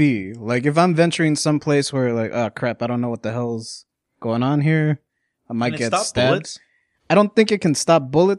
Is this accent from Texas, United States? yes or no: yes; Texas, United States; I'm from Texas.